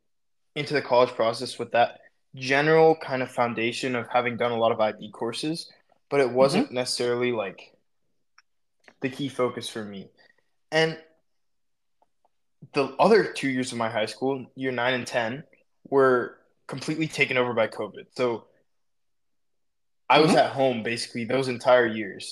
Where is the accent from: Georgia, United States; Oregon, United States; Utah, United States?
Georgia, United States; Atlanta; I'm from Atlanta